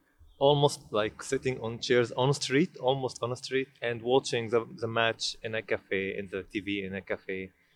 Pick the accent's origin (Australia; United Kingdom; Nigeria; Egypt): Egypt; now in United States; I'm from Egypt.